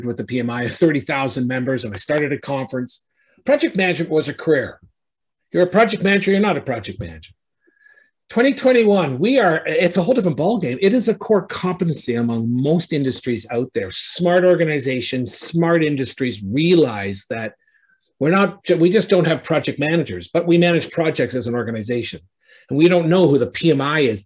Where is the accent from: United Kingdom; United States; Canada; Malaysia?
Canada; I'm a Canadian